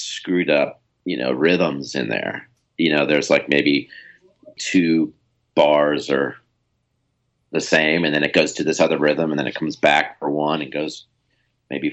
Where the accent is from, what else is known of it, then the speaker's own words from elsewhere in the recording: Central California, United States; I grew up in Central California